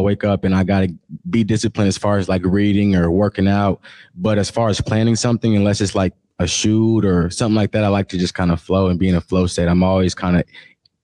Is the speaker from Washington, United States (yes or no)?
yes; Seattle, Washington, United States; I'm from Seattle, Washington, born and raised.